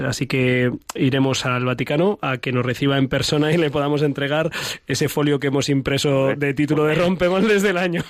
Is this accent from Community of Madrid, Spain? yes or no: yes; Ciempozuelos, Community of Madrid, Spain; mi pueblo de Cienpozuelos